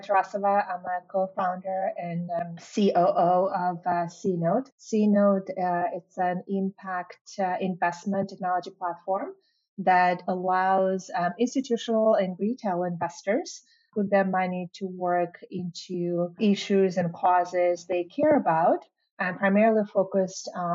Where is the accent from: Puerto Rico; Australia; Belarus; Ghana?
Belarus; moved away as an adult; now in United States; I was born and raised in Belarus.